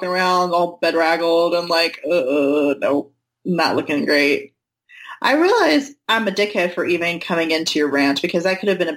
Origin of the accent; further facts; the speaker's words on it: North Carolina, United States; Oh my god, I'm from North